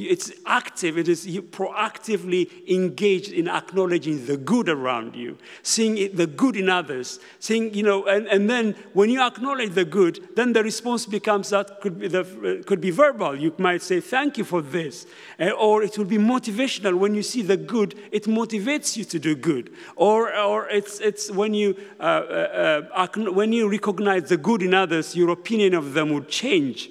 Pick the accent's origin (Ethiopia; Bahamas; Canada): Ethiopia; now in United Kingdom; I'm originally from Ethiopia. I came to Britain when I was very young